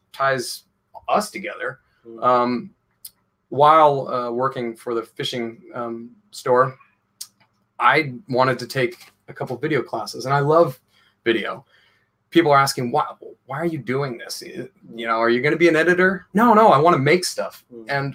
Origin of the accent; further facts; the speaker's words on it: Portland, Oregon, United States; moved away as an adult; now in London, United Kingdom; I'm from Portland, Oregon, on the West Coast.